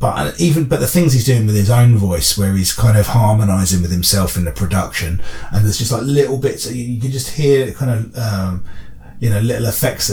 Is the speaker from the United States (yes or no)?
no; England, United Kingdom; I'm English